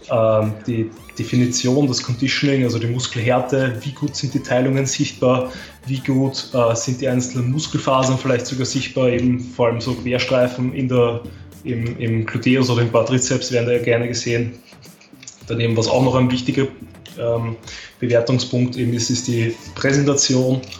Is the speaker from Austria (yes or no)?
yes; Austria; Also das war eben die Staatsmeisterschaft 2018 bei uns in Österreich.